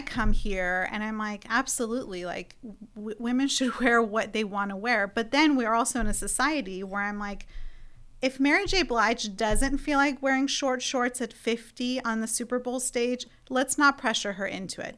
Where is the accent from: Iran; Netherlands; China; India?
Iran; now in United States; I come from Iran